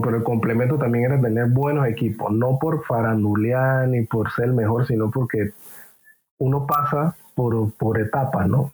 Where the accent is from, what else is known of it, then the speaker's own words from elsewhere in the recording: Panama City, Panama; yo vengo de Parque Lefebvre, ciudad de Panamá. Crecí, creo que en un barrio humilde